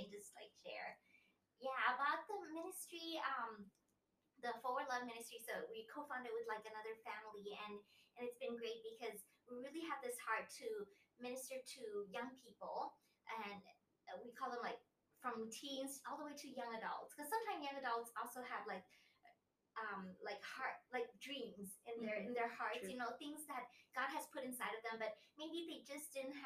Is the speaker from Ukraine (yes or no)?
no; Thailand; also born or lived in Italy; I was born in Italy. And I came to Thailand when I was 6 years old.